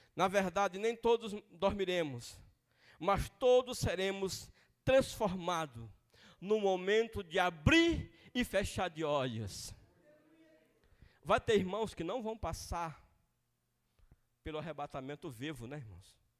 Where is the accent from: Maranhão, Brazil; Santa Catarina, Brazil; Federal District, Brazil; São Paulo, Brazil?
Maranhão, Brazil; accent: maranhês; moved away; Lá na minha cidade, no Maranhão